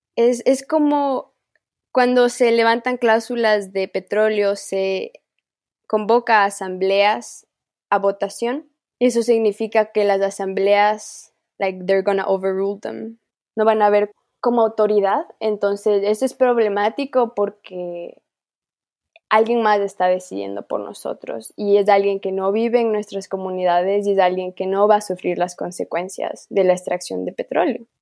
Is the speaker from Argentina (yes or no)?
no; Ecuador; accent: Amazonian Kichwa; mi dialecto viene del Amazonas